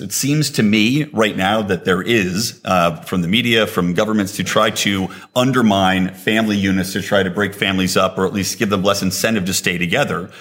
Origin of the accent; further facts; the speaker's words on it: United States; I'm an American.